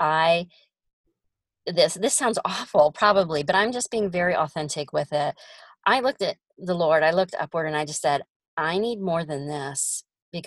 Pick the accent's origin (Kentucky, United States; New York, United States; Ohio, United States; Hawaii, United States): Ohio, United States; moved away as an adult; now in Oklahoma, United States; I'm from Ohio